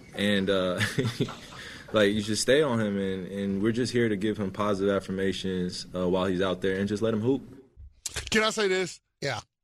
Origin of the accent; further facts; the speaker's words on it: New Jersey, United States; I'm from Jersey